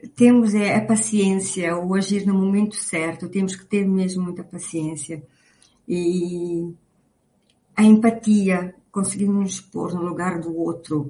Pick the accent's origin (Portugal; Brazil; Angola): Angola; Luanda, Luanda Province; nasci em Luanda